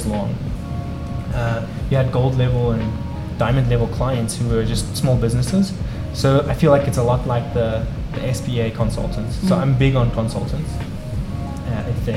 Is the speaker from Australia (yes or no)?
no; Mpumalanga, South Africa; born or raised there; moved away as an adult; now in United States